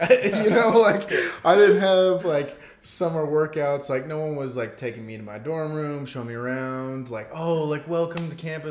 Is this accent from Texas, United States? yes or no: yes; McKinney, Texas, United States; originally from McKinney, Texas. Just born and raised